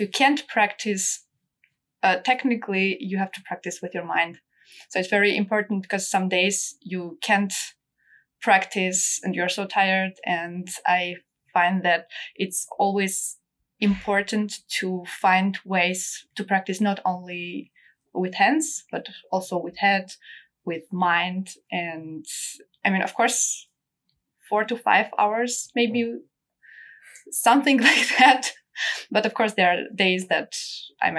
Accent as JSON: {"language": "English", "country": "Armenia", "tie": "born or raised there", "moved": "yes", "lives_now": "Munich, Germany", "said": "I was born in Armenia in a family of musicians."}